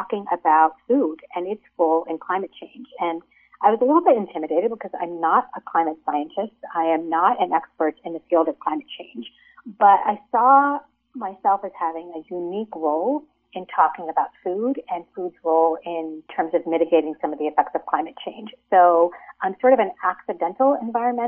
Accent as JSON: {"language": "English", "country": "United States", "tie": "born or raised there", "said": "my parents were immigrants. They came from India. And so even though I was raised in America"}